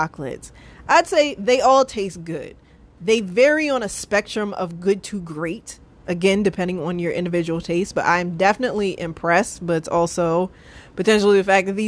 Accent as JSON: {"language": "English", "country": "United States", "said": "I'm American"}